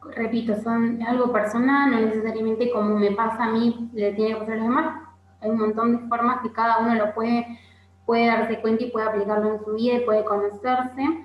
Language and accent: Spanish; Argentina; soy argentina y vivo en Argentina